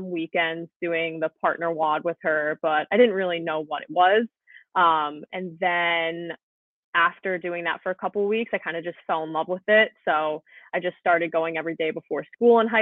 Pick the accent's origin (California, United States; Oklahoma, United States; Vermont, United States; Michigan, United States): Vermont, United States; moved away as an adult; now in Long Island, United States; So I'm actually from Vermont. I've been in Long Island for 4 years